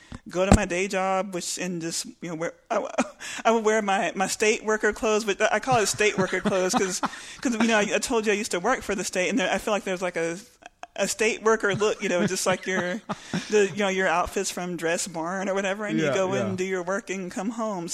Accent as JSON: {"language": "English", "town": "Lubbock", "region": "Texas", "country": "United States", "tie": "born or raised there", "also_born_or_lived": "Austin, Texas / Houston, Texas", "moved": "as an adult", "said": "I grew up in Lubbock"}